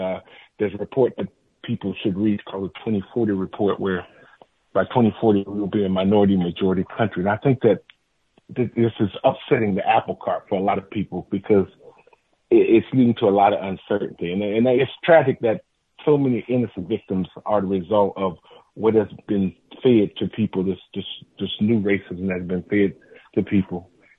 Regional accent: Jacksonville, Florida, United States; moved away as an adult; now in South Carolina, United States; Born and reared, yes. I grew up in the Arlington area of Jacksonville. My family has a long history in Jacksonville … Been there for a long time.

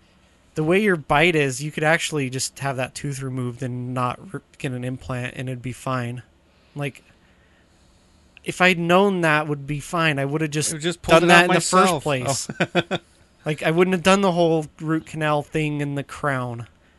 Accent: Boise, Idaho, United States; That's why sometimes I just say, oh, I'm from Boise area.

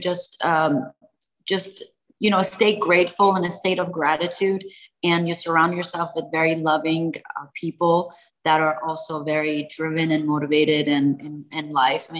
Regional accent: Tehran, Tehran Province, Iran; moved away; I was born in Tehran, Iran, during the revolution

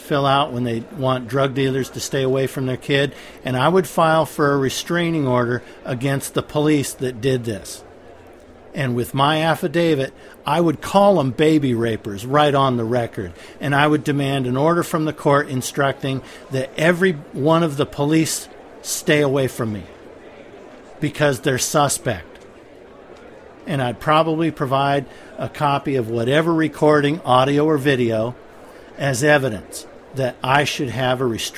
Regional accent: United States; I'm an American

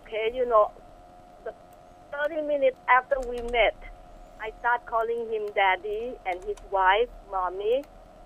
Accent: Thailand; now in Glendale, California, United States; Was born in Thailand, blossomed in the USA

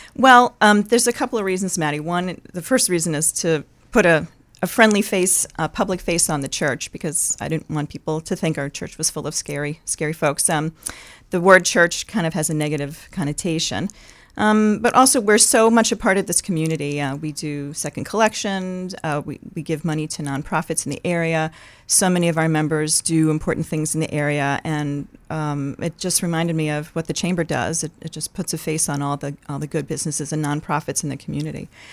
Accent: New York City, New York, United States; moved away as an adult; now in Maine, United States; I'm originally from New York City, so I'm from away

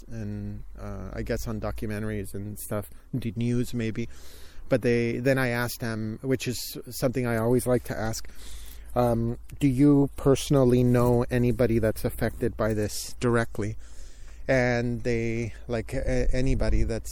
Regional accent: California, United States; I'm from California and I haven't been to too many places where it snows

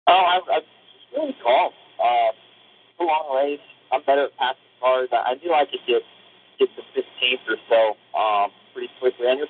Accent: Southern California, United States; all my years growing up in Southern California

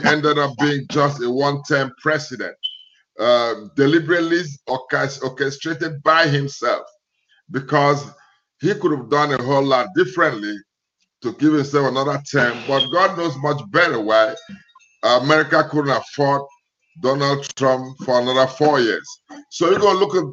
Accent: Nigeria; now in United States; my home country, Nigeria

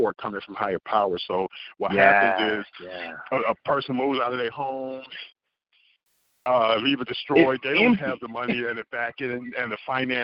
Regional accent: Detroit, Michigan, United States; now in Oakland, United States; I've been here since 2001, but I'm y'all born and raised in Detroit

